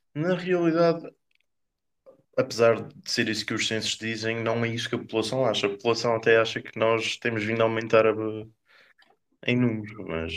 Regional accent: Corvo, Azores, Portugal; sou do Corvo. da ilha mais pequena dos Açores

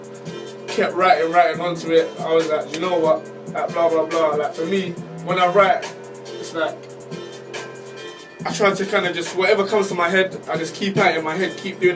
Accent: London, United Kingdom; I'm from West London. Country-wise, Caribbean, you know. But obviously, like, growing up in my area and stuff

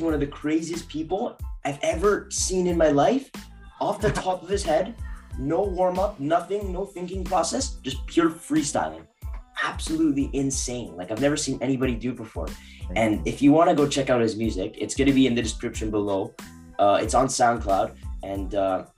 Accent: Canada; We're from Canada

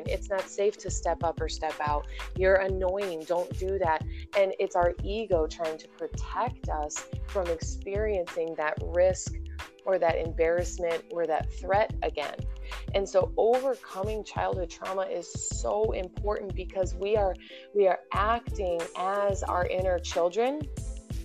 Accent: Indiana, United States; moved away as an adult; also born or lived in Whiting, Indiana; now in San Clemente, United States; I'm born and raised in Indiana

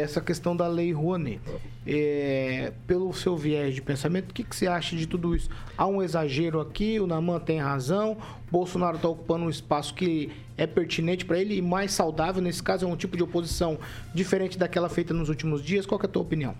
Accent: Brazil; Eu sou brasileiro, moro aqui, não pretendo sair desse país

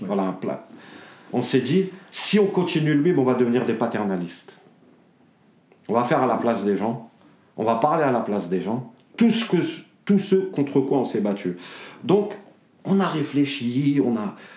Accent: Dammarie-lès-Lys, Île-de-France, France; now in Choisy-le-Roi, France; il y a des petites villes comme chez nous, à Damarie, c'est 28 000 habitants

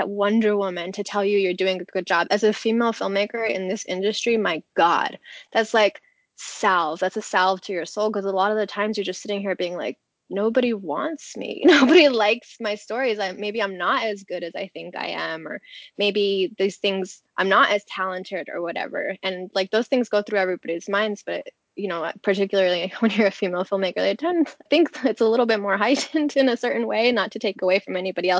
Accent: California, United States; now in Los Angeles, United States; I'm from California.

